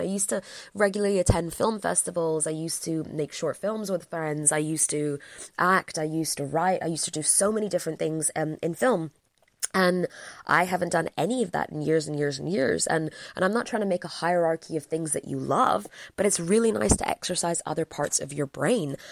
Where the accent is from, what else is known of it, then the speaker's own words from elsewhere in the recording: England, United Kingdom; I'm from England